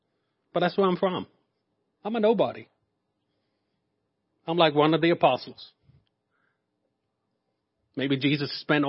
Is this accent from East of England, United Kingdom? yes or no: yes; Norwich, East of England, United Kingdom; And I told him, I said, I'm from Norwich.